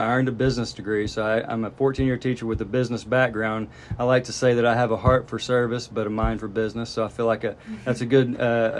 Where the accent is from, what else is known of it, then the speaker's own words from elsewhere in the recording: Southwest Arkansas, United States; moved away as an adult; also born or lived in Washington County, Arkansas; now in Fayetteville, United States; I was born in Washington County. I lived here for a few years. I grew up in Southwest Arkansas, but then I've been back up in Fayetteville, Washington County for 21 years, based out of here.